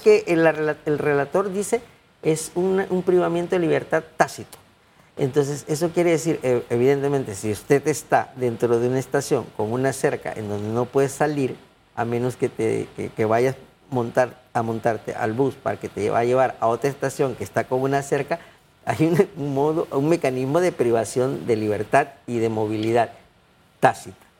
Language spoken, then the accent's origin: Spanish; Panama; como panameño